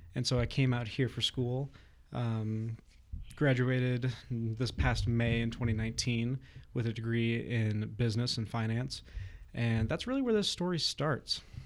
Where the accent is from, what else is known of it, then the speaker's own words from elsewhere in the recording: Southern California, United States; moved away as an adult; now in Bozeman, United States; originally I'm from Southern California